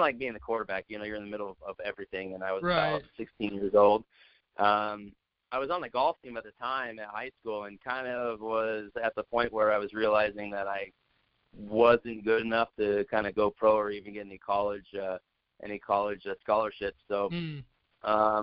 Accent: Santa Clarita, California, United States; now in Denver, United States; I grew up in Santa Clarita, Valencia area. I went to Valencia High School out there

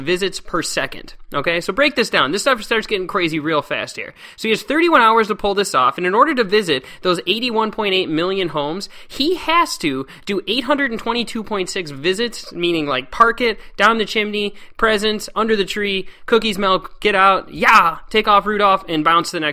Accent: Antioch, United States; at my place where I grew up in Antioch, with my family

